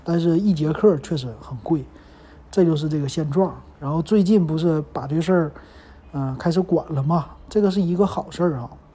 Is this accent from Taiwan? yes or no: no; Liaoning, China; moved away; 那按理说我们辽宁这储蓄应该是最良性发展的